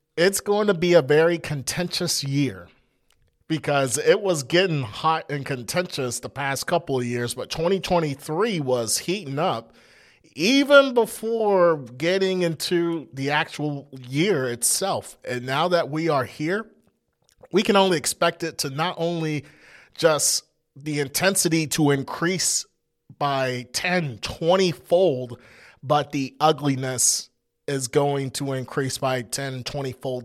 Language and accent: English; United States; We're Christian first and then American